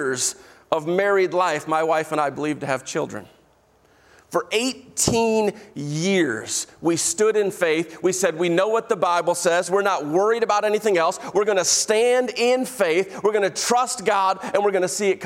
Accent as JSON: {"language": "English", "region": "Illinois", "country": "United States", "moved": "yes", "said": "I'm from Illinois"}